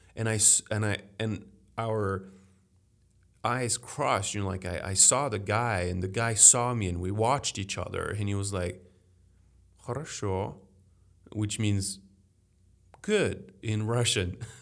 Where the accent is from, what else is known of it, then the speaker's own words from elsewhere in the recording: Paris, Île-de-France, France; English is a second language; now in Chicago, United States; I grew up in Paris